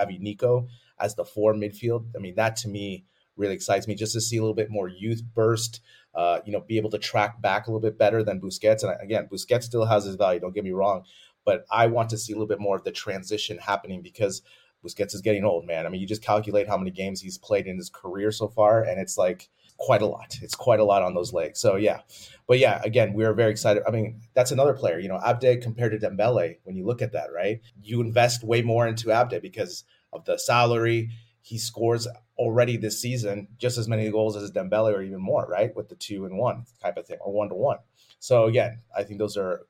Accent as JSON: {"language": "English", "region": "California", "country": "United States", "tie": "born or raised there", "said": "growing up in California"}